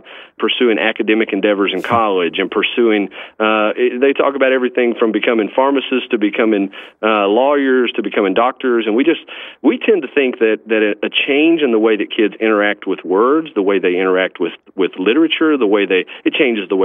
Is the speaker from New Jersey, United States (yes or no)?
no; Clay County, Kentucky, United States; I actually was born and raised in Clay County, Kentucky, and graduated from there